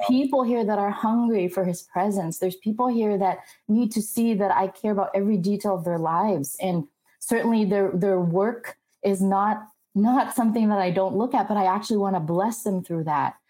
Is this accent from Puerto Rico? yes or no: no; Philippines; moved away as an adult; also born or lived in Glendale, United States; now in United States; I was actually born and raised in the Philippines, went to an all girls Catholic college.